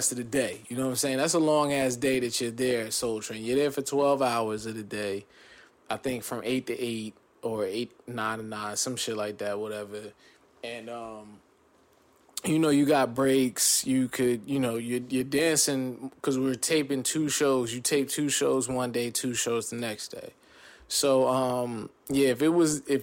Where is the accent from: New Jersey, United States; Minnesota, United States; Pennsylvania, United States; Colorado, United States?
New Jersey, United States; also born or lived in California / Corona, California; born in Cali, raised in Jersey